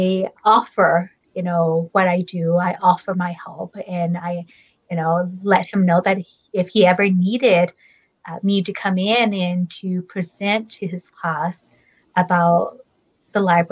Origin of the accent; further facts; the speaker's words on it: Fresno, California, United States; I'm from Fresno, and I was born and raised in Fresno all my life